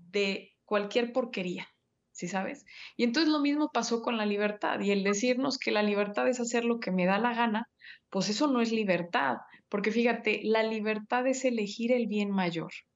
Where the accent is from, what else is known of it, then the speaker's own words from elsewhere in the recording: Mexico; tú y yo somos mexicanos